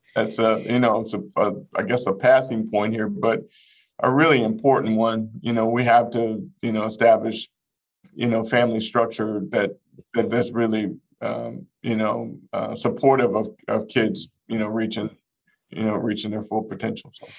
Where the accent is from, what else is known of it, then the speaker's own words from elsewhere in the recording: Fort Smith, Arkansas, United States; moved away; I grew up in the Elm Grove housing projects of Fort Smith, Arkansas